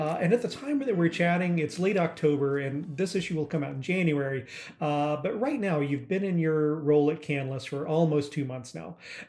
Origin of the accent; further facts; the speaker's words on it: Seattle, Washington, United States; right here in my hometown of Seattle